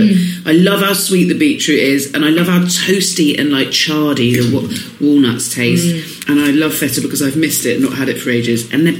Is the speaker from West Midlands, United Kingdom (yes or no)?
no; Swanage, South West England, United Kingdom; born or raised there